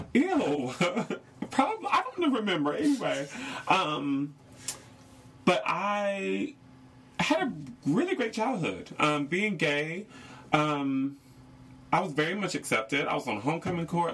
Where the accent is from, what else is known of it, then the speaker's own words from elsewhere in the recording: North Carolina, United States; moved away; I am from North Carolina